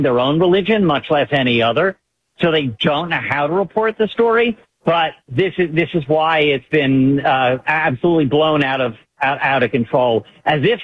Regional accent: Baltimore, Maryland, United States; I'm a Jew from Baltimore.

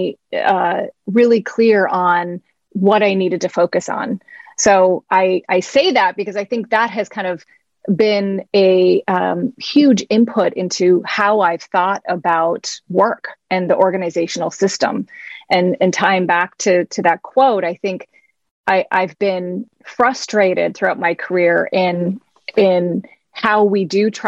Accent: Midwest, United States; moved away; also born or lived in Palo Alto, California; I grew up in the Midwest

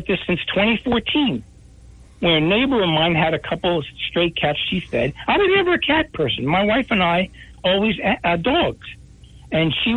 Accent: Atlantic City, New Jersey, United States; I've been here born and bred in Atlantic City

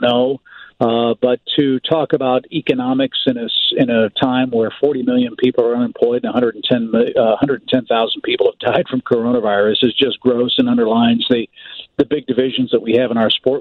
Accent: St. Louis, Missouri, United States; moved away; I grew up in St. Louis

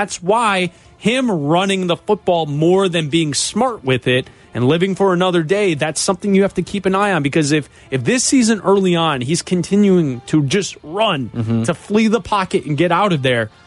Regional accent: Chicago, Illinois, United States; we're from Chicago and we're doing a show in Chicago and we're lifelong Bears fans and I've had season tickets in my family for years

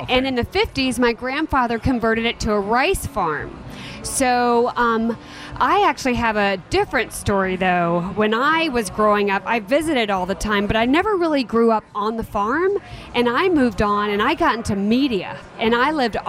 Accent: Atlanta, Georgia, United States; also born or lived in Arkansas Delta / Los Angeles; I'm from Atlanta

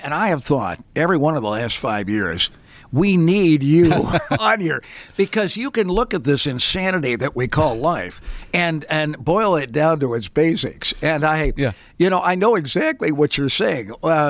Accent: Pittsburgh, Pennsylvania, United States; born there; your wife, Cindy, was born in the same hospital I was born in Pittsburgh, Pennsylvania

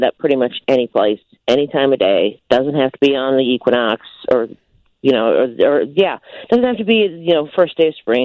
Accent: Central Illinois, United States; I am from Central Illinois

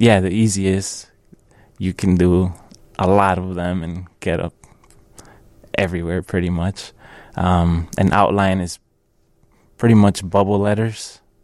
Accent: Chicago, Illinois, United States; I'm from Chicago.

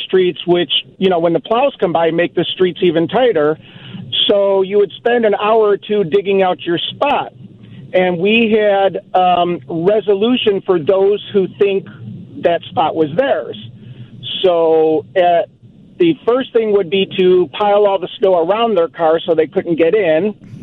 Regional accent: Chicago, Illinois, United States; now in Highland, United States; I grew up in Chicago. I grew up on the southwest side in Gage Park neighborhood

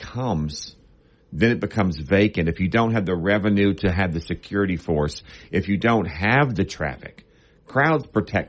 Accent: Bossier City, Louisiana, United States; I grew up in Bossier. I'm a Bossier High School grad of 84.

